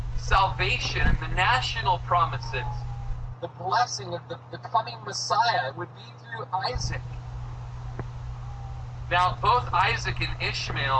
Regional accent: United States; I'm an American

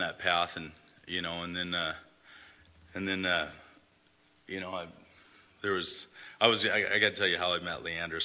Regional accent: Oregon, United States; also born or lived in Salinas, California; I was born in Salinas, California, July 7th, 1976. My mom was 17 when she had me. She had my brother too, which is about a year and a half younger. Shortly after, my mom and dad split up and we moved up here to Oregon

